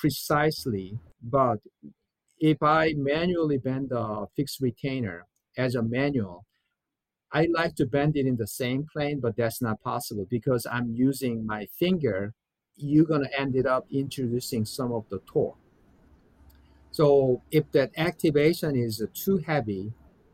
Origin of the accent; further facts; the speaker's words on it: South Korea; now in United States; I'm from South Korea